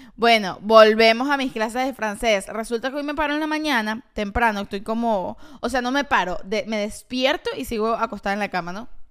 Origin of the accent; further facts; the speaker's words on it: Caracas, Capital District, Venezuela; Tú sabes que yo soy del oeste de Caracas.